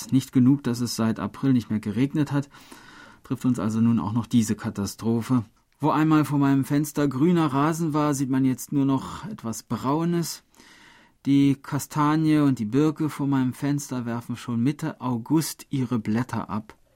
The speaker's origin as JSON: {"language": "German", "town": "Niederschrems", "region": "Lower Austria", "country": "Austria", "tie": "born or raised there", "said": "Selbst in meinem Heimatort Niederschrems und in der Stadt Schrems hieß es damals Land unter."}